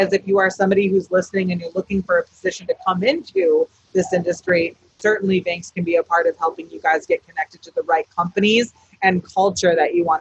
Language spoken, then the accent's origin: English; Emerald Triangle, California, United States; I come from the Emerald Triangle. I come from old school cannabis